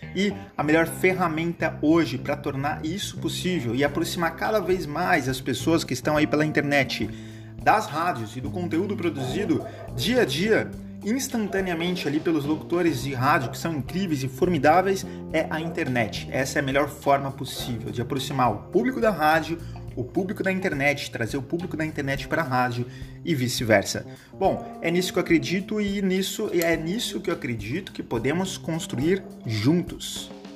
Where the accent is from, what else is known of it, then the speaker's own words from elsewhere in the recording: North coast of São Paulo, Brazil; also born or lived in Limeira, São Paulo; sou natural de Limeira, interior de São Paulo, portanto caipira, mas criado aqui no litoral norte